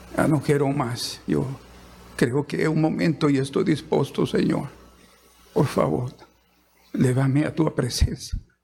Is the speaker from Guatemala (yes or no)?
yes; Guatemala; moved away as an adult; now in Brazil; Yo soy, de Guatemala. Guatemalteco.